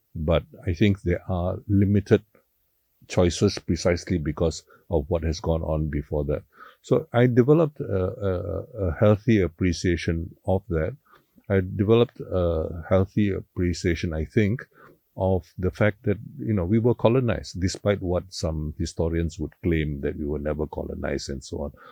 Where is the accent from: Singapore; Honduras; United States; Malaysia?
Malaysia; George Town, Penang; I thoroughly enjoyed growing up in Penang